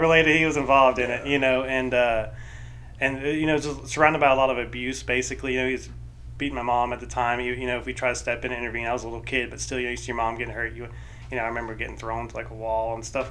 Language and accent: English; Fayetteville, Georgia, United States; I grew up in Fayetteville